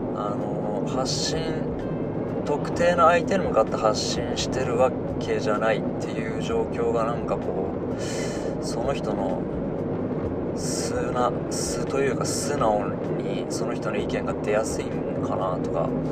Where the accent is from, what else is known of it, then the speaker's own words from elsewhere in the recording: Hiroshima, Japan; accent: Hiroshima dialect; 広島弁で、僕広島の人間なんですけど、広島弁で